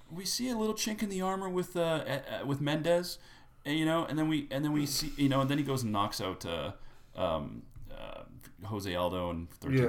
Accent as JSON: {"language": "English", "town": "Winnipeg", "region": "Manitoba", "country": "Canada", "tie": "born or raised there", "said": "I grew up in Winnipeg"}